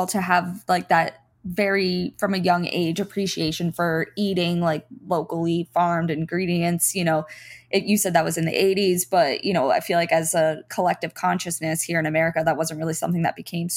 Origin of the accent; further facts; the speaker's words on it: South Florida, United States; I grew up in South Florida, which is like a pretty metropolitan area